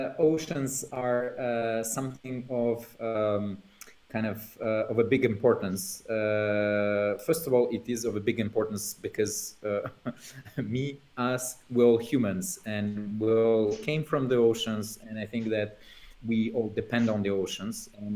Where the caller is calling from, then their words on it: Normandy, France; Well, namely, I'm joining from Normandy, from the House of Tines and La Maison des Temps.